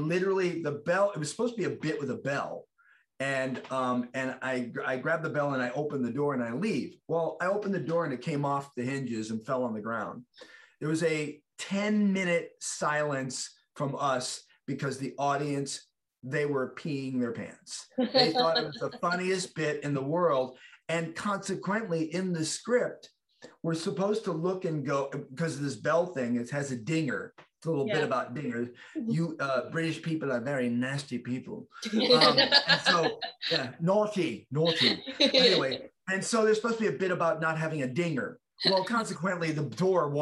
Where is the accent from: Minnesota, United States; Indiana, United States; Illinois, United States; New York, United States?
Illinois, United States; Chicago; I grew up in the South Side of Chicago